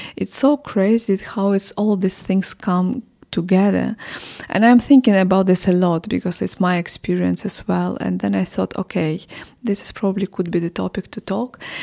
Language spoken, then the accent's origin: English; Odesa, Odesa Oblast, Ukraine; English is a second language; moved away as an adult; now in Kyiv, Ukraine; I'm from Odessa originally.